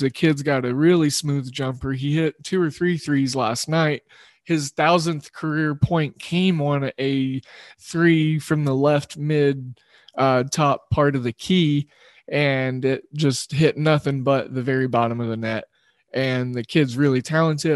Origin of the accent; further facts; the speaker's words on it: Oklahoma, United States; representing my home state of Oklahoma